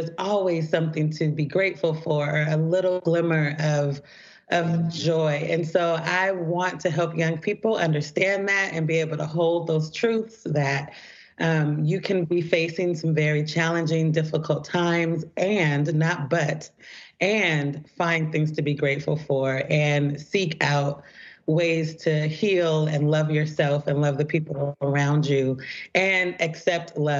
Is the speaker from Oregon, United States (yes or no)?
yes; Portland, Oregon, United States; I grew up in Portland, Oregon